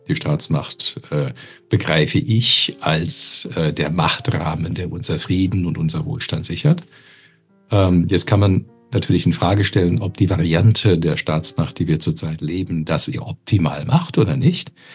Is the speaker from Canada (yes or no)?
yes; Canada; now in Germany; als Kanadier